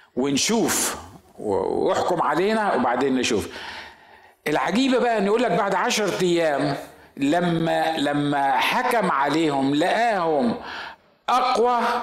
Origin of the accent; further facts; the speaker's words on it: Egypt; عندنا في مصر